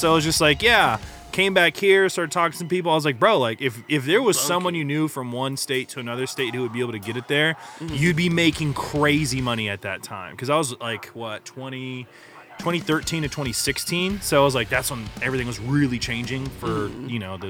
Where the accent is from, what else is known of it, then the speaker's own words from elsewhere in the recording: Killeen, Texas, United States; I was in a nice little place called Copper's Cove, but we say we're from Killeen.